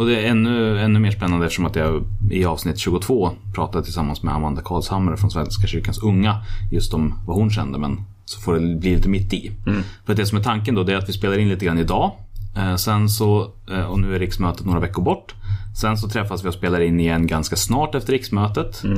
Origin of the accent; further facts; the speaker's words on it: Hallstahammar, Västmanland, Sweden; jag kommer från Hallstahammar.